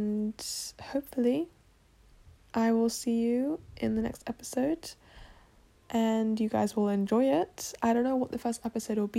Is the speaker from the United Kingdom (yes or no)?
yes; England, United Kingdom; accent: British; I'm born and raised in England, and I am originally from Poland